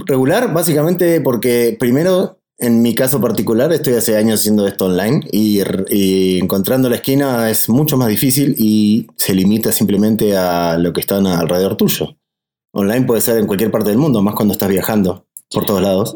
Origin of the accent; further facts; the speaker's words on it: Argentina; nosotros somos de Argentina